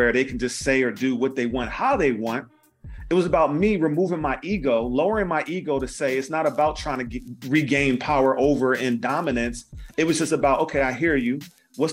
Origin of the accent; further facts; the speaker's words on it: Philadelphia, Pennsylvania, United States; I grew up in West Philly